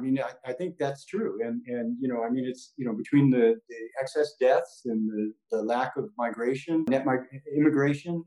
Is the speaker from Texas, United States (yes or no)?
no; San Diego, California, United States; now in Orange County, United States; I grew up in San Diego, but I've lived in Orange County for a long time.